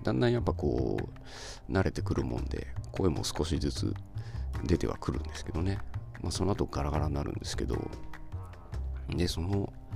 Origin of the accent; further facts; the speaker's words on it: Ibaraki, Japan; 僕茨城なんですけど